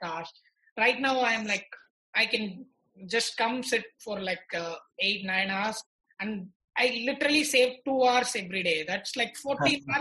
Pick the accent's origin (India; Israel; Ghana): India; Tiruchirappalli, Tamil Nadu; I come from Trichy